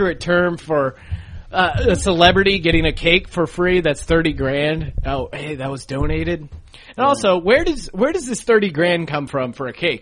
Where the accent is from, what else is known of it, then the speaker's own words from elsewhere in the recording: Bethlehem, Pennsylvania, United States; I grew up in Bethlehem, Pennsylvania